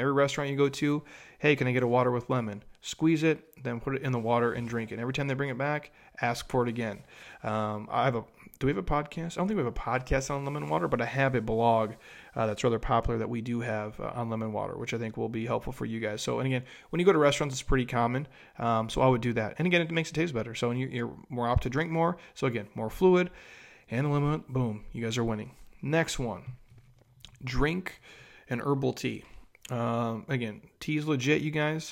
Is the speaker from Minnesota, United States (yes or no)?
yes; Minnesota, United States; I grew up in Minnesota